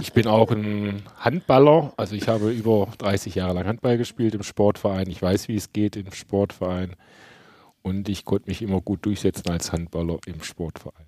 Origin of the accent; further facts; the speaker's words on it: Swabia, Baden-Württemberg, Germany; moved away as an adult; also born or lived in Essen, Ruhr area, Germany; now in Erlangen, Germany; bin eigentlich ein Schwabe